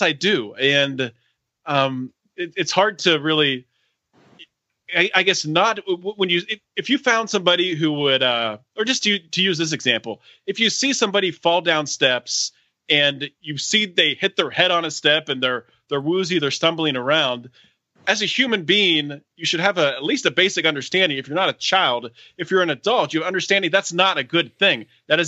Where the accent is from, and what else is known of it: Pennsylvania, United States; moved away as an adult; also born or lived in California